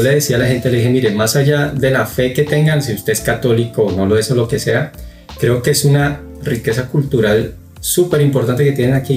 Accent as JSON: {"language": "Spanish", "region": "Bogotá", "country": "Colombia", "moved": "as an adult", "lives_now": "Guatemala", "said": "Los, los cuatro somos colombianos, somos de Bogotá. Llegamos a Guatemala hace seis años"}